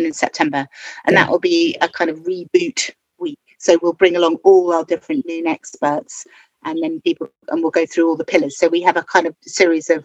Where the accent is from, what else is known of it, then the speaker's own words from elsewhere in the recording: London, United Kingdom; I grew up in Soho, and my stepfather did a lot of counselling of patients